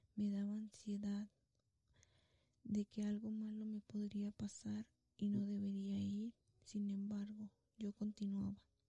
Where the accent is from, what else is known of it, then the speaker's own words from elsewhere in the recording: Guanajuato, Mexico; Soy de Guanajuato, México